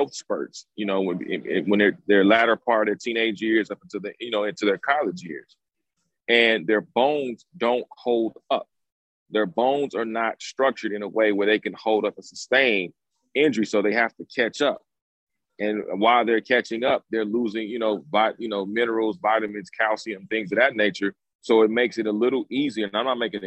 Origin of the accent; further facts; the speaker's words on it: Los Angeles, California, United States; I'm from L.A., but I'm not from the Hollywood part of L.A. We from south of the 10 Freeway, L.A.